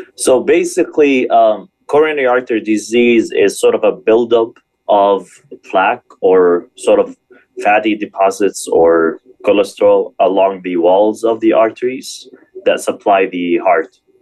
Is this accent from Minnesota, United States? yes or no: no; Michigan, United States; moved away; also born or lived in Springfield, Illinois / California; I'm actually from Michigan